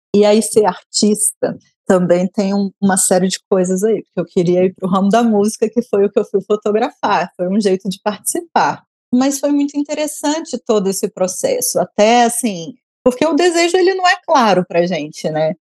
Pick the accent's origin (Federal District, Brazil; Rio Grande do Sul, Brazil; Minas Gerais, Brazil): Federal District, Brazil; Brasília; como eu sou brasiliense